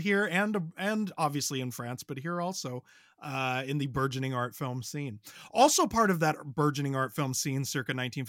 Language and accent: English; Ireland; I am an Irish person